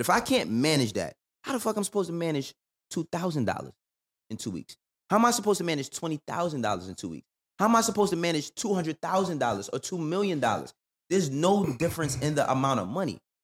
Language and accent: English; New York, United States; moved away as an adult; now in Atlanta, United States; I'm from the Bronx, too.